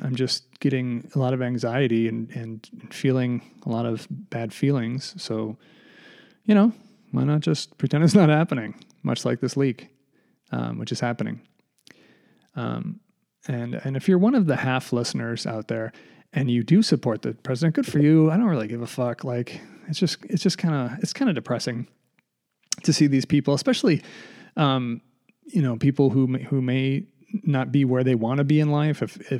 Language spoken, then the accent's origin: English; United States; born there; Like I was born in the United States. That's fantastic. You know, I'm very fortunate, but I'm not sort of proud of that fact because I didn't do anything.